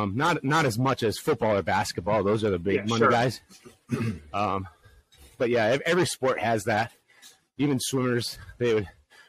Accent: Midwest, United States; Being a Midwesterner.

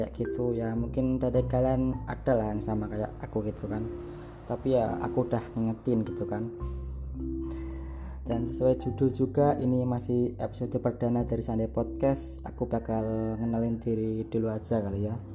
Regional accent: Semarang, Central Java, Indonesia; terus aku orang Semarang

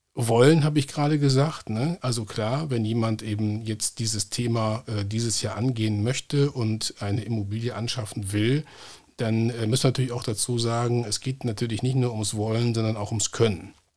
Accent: North Rhine-Westphalia, Germany; hier in meiner Heimatregion Nordrhein-Westfalen

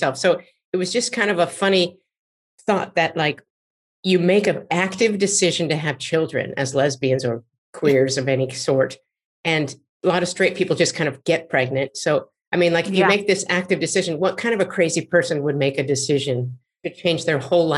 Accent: Marin County, California, United States; also born or lived in San Francisco; I grew up in Marin County, where I live now in Sausalito

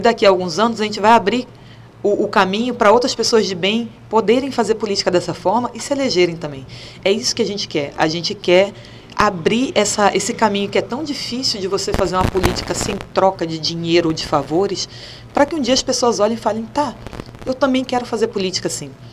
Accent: Rio de Janeiro, Brazil; now in Pernambuco, Brazil; Eu nasci no Rio, meus irmãos nasceram lá.

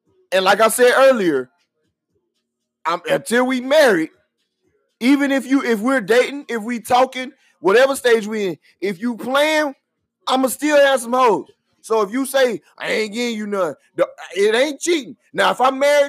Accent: Houston, Texas, United States; I'm from Houston.

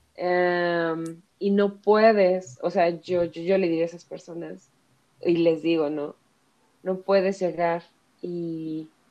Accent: Ecatepec, State of Mexico, Mexico; moved away as an adult; now in Mexico City, Mexico; toda mi infancia, adolescencia y este, hasta los 23 viví en Ecatepec

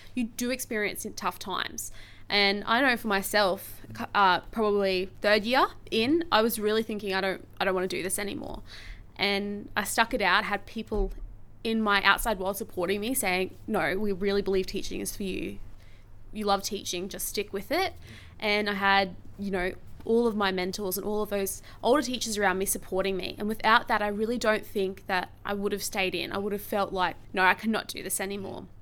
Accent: Brisbane, Queensland, Australia; also born or lived in Hervey Bay; I am from Brisbane, but I've taught in Brisbane and in Harvey Bay

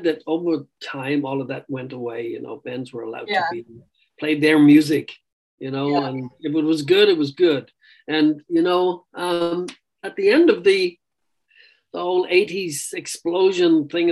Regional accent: Ireland; being Irish

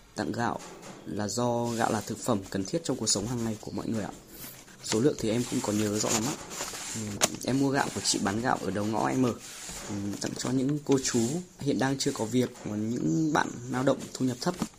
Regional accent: Phu Xuyen, Hanoi, Vietnam; quê em thì ở Phú Xuyên, Hà Nội.

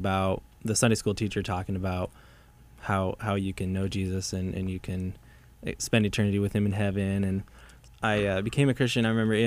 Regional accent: Arvada, Colorado, United States; We grew up in Arvada, Colorado. This is a suburb of Denver

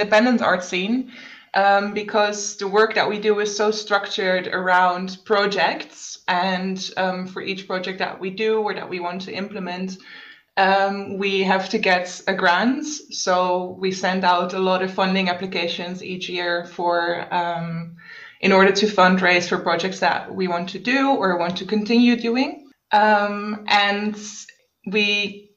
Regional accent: Netherlands; moved away as an adult; now in Berlin, Germany; originally from the Netherlands, but I've been based in Berlin for about 6 years

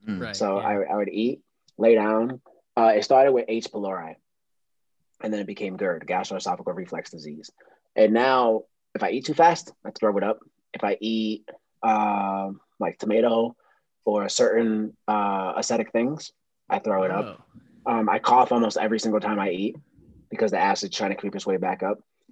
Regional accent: Massachusetts, United States; I'm from Massachusetts

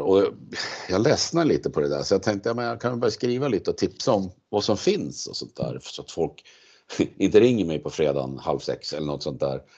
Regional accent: Gävle, Gävleborg County, Sweden; moved away as an adult; now in Uppsala, Sweden; jag kom från Gävle ursprungligen

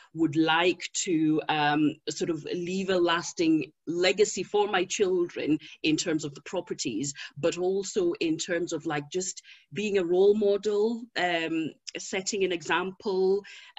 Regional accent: Zimbabwe; moved away; I was born in Zimbabwe

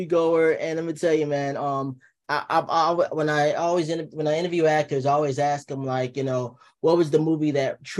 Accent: New Jersey, United States; I'm a Jersey boy

